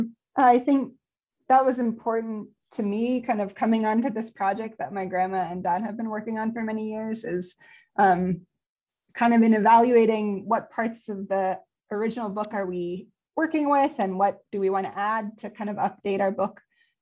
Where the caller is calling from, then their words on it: California, United States; I'm calling in from California on Ketanamuk and Kwaisu land.